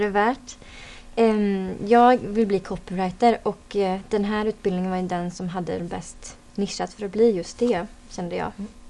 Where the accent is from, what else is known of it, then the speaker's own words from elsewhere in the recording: Dalsland, Västra Götaland, Sweden; moved away as an adult; now in Falun, Sweden; jag kommer från Dalsland